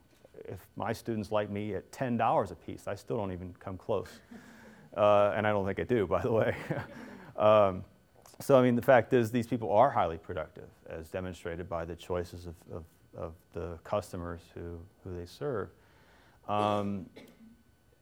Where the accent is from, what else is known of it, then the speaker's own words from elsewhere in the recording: Cincinnati, Ohio, United States; I grew up in Cincinnati